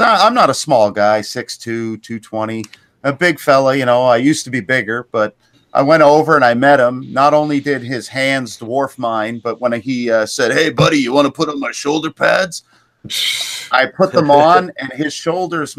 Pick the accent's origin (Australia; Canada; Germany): Canada; I'm Canadian